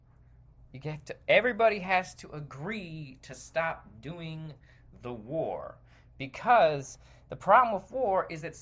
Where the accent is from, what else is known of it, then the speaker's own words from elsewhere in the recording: United States; I, as an American, have lived in a country that has seen its fair share of wars